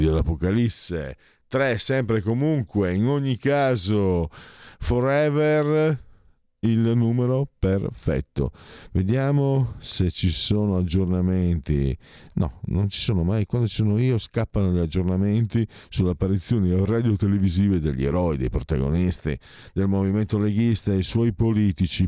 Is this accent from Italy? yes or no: yes; Triveneto, Italy; Io vengo dal Triveneto e dalle mie parti era pieno di aziende che lavoravano per la Germania